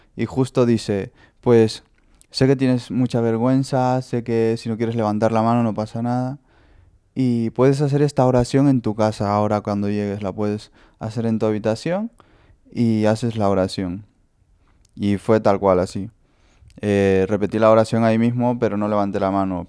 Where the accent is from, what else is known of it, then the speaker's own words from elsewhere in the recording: Honduras; now in Lugo, Spain; Soy de Honduras y bueno, tengo 21 años.